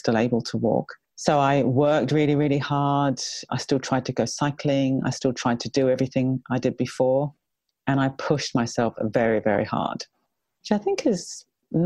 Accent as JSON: {"language": "English", "country": "New Zealand", "tie": "born or raised there", "said": "I was brought up in New Zealand and I was a fairly typical kind of New Zealand kid"}